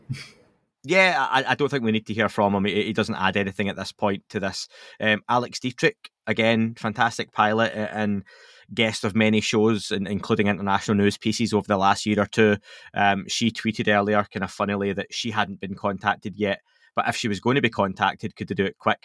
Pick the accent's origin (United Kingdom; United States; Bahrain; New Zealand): United Kingdom; Scotland; I'm Scottish